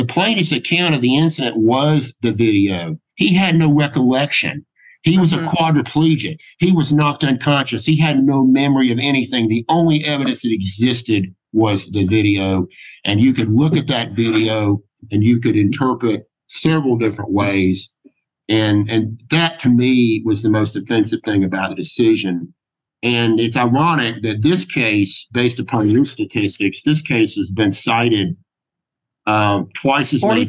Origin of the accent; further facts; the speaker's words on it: Georgia, United States; I wish that I'd said, well, Judge, I'm from Georgia, and And to us, it looks more like Smokey and the Bandit.